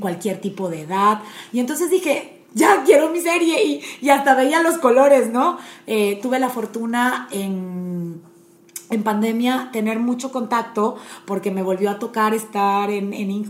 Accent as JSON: {"language": "Spanish", "country": "Panama", "also_born_or_lived": "Puebla, Mexico", "moved": "as an adult", "lives_now": "Monterrey, Mexico", "said": "Estudié leyes en Panamá, me casé a los 24, me vine a vivir a Puebla"}